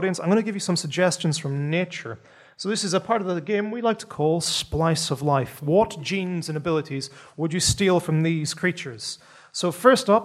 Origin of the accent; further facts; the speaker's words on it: Northern Ireland, United Kingdom; I come from Northern Ireland